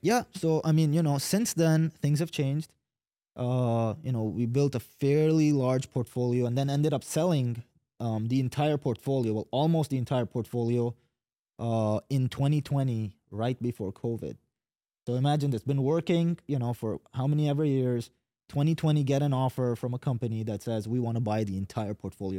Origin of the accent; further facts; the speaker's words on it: Dubai, United Arab Emirates; moved away as an adult; also born or lived in Yemen; now in Katy, United States; grew up in Dubai, so watched Dubai grow